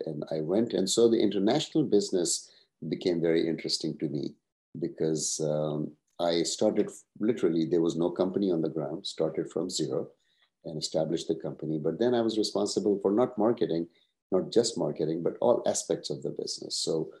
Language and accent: English; Pakistan; also born or lived in Turkey / Cincinnati, United States; now in United States; I'm originally from Pakistan, so I went to college in Turkey.